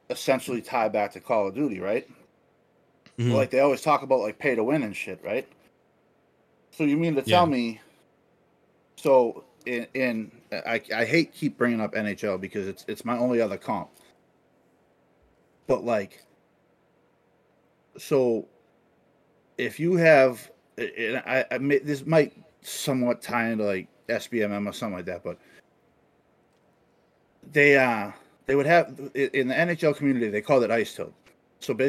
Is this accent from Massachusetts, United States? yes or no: yes; Boston, Massachusetts, United States; I'm from Boston